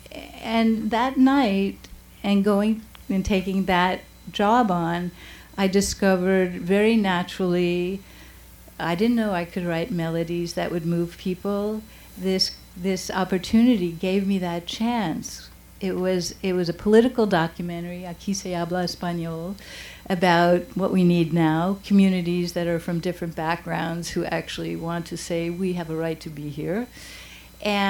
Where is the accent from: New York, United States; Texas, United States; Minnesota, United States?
New York, United States; New York City; I was from the Bronx